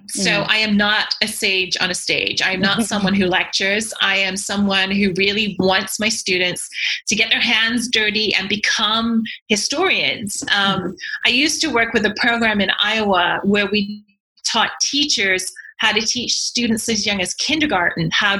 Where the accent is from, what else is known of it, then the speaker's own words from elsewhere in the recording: Yorkshire and the Humber, United Kingdom; accent: broad Yorkshire; Okay, so I am from England originally, but people would be forgiven for not hearing my accent because even when I was in England, I learned I had to change my very broad Yorkshire accent in order to be understood by other people.